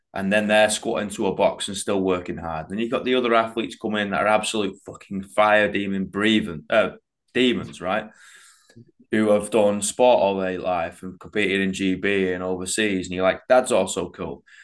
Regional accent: United Kingdom; we're British

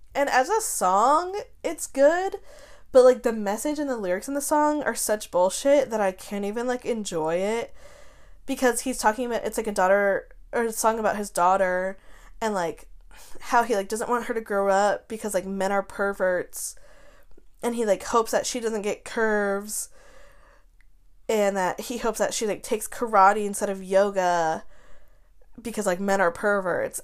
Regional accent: Wyoming, United States; moved away; I'm from Wyoming. My whole family's from Wyoming.

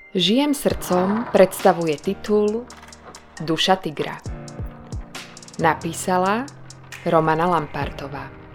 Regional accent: Slovakia; u mňa doma na Slovensku

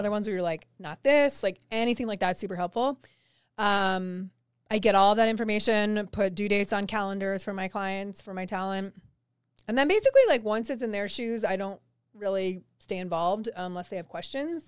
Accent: East Coast, United States; now in Denver, United States; I am from the East Coast, so I do actually miss the ocean

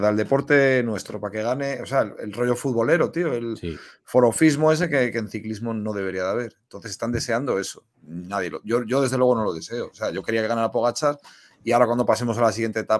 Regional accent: Spain; la época de Indurain, porque somos españoles, pero es un puto coñazo que te gane el mismo todo seguido.

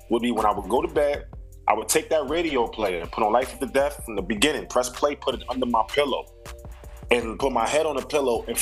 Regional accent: Brooklyn, New York, United States; because I'm from Brooklyn, this is what I was subjected to.

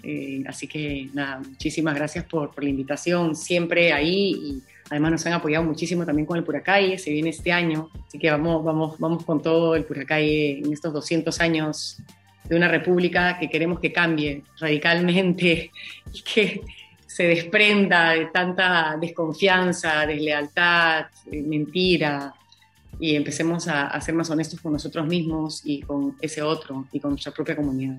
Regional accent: Peru; de lo que hemos vivido como peruanos

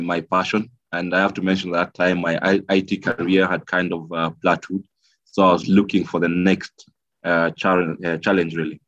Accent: Kenya; moved away as an adult; also born or lived in Nairobi, Kenya / Geneva, Switzerland; I worked briefly in my home country, Kenya, after my university, and thereafter moved to Geneva, Switzerland

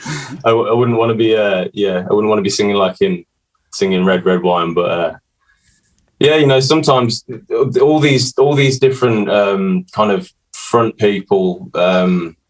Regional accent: Birmingham, West Midlands, United Kingdom; born or raised there

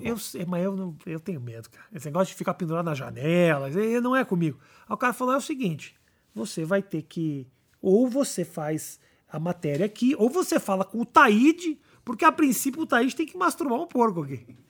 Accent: Porto Alegre, Rio Grande do Sul, Brazil; also born or lived in United States / Israel; now in São Paulo, Brazil; Sou de Porto Alegre

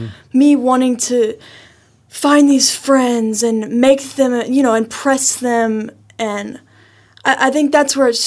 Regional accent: Lubbock, Texas, United States; also born or lived in Washington, D.C.; I was born and raised in Lubbock, Texas, and then we moved to D.C. and then moved back

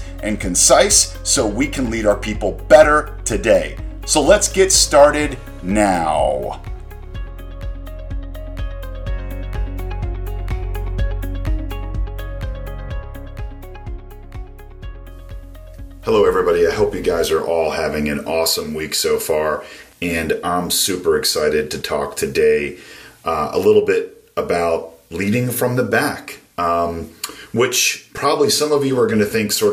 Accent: Maryland, United States; Growing up in Maryland was a really great place

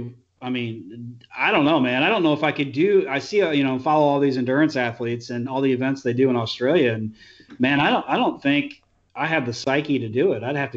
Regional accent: Midwest, United States; moved away; I'm not from here. I'm from the Midwest.

